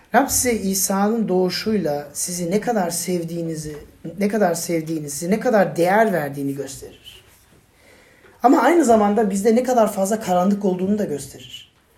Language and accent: Turkish; Turkey; ben Türk'üm